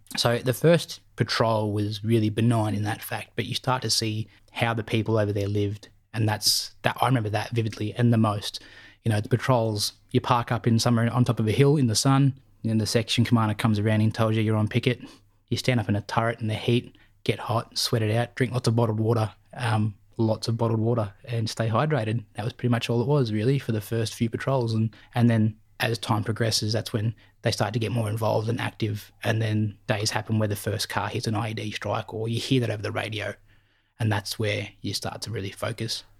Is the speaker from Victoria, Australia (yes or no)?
yes; Berwick, Victoria, Australia; I grew up in Victoria in Melbourne Southeast. I went to school here in Berwick